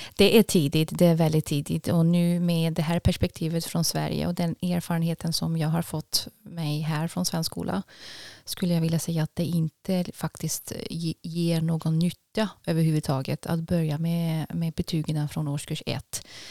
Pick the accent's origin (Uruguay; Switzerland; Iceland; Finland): Switzerland; Basel, Basel-Stadt; Swedish is a second language; moved away as an adult; also born or lived in Zürich, Switzerland; now in Tidaholm, Sweden; Det är en timmes tågresa från Basel där jag växte upp.